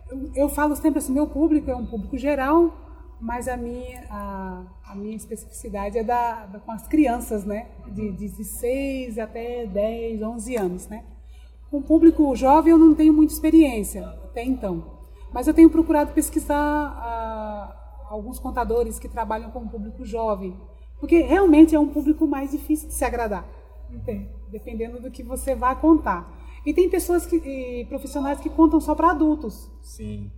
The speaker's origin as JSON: {"language": "Portuguese", "town": "Dracena", "region": "São Paulo", "country": "Brazil", "tie": "born or raised there", "moved": "yes", "lives_now": "Cuiabá, Brazil", "said": "As minhas origens, na verdade, é da cidade de Dracena, interior de São Paulo"}